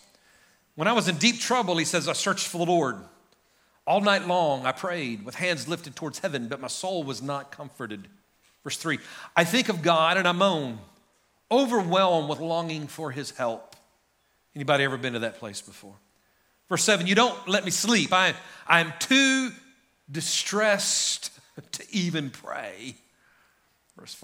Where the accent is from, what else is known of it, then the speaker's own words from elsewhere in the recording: Guymon, Oklahoma, United States; now in Enid, United States; When I grew up in Guyman, I could pretty much go hunt anywhere I wanted.